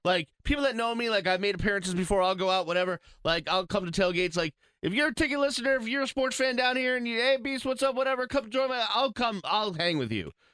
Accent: Boston, Massachusetts, United States; now in Miami, United States; I'm from Boston

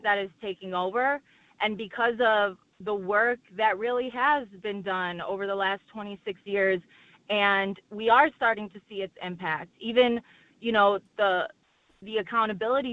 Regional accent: Chicago, Illinois, United States; I'm from Chicago

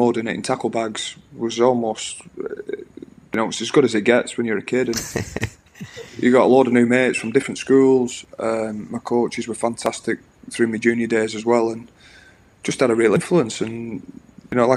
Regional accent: Oldham, North West England, United Kingdom; I grew up in Oldham

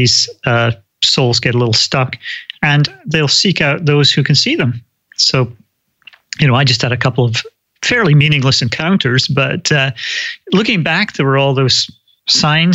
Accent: Scotland, United Kingdom; also born or lived in London / California; now in United States; I grew up in Scotland, lived for a long time in London, and then moved to the States

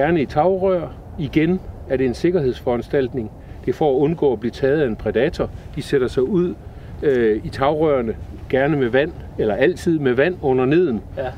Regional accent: Esbjerg, Southern Denmark, Denmark; jeg er opvokset i Esbjerg

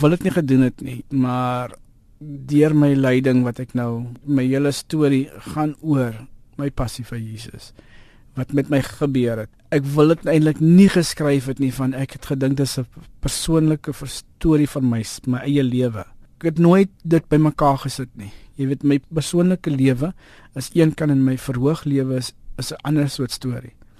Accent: South Africa; ek was eintlik daar gewees as 'n Suid-Afrikaner

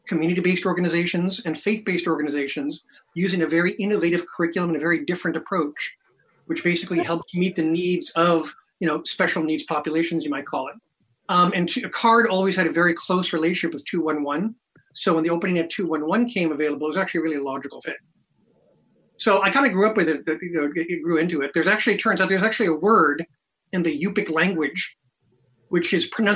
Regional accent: Alaska, United States; I grew up in Alaska, and I spent a good part of my time living on a literally windswept island, very far off out in the Aleutian

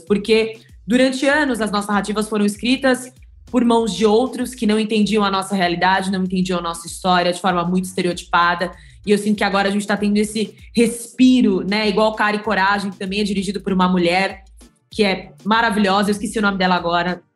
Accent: São Paulo, Brazil; eu sou aqui de São Paulo

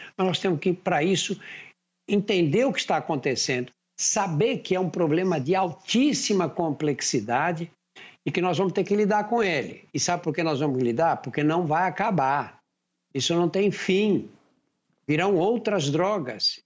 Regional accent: São Paulo, Brazil; Eu nasci num bairro operário, você sai de um lugar onde eu nasci e vai para a Praça da Sé, você leva meia hora andando

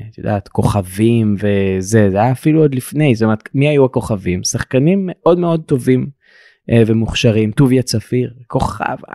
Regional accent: Dimona, Southern District, Israel; אני מדימונה

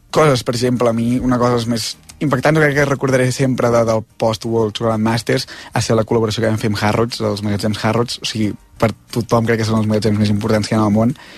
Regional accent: Osona, Catalonia, Spain; els que som d'Osona som molt d'Osona

